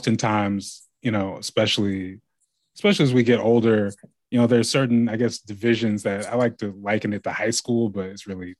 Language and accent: English; Lake Oswego, Oregon, United States; where I grew up in Lake Oswego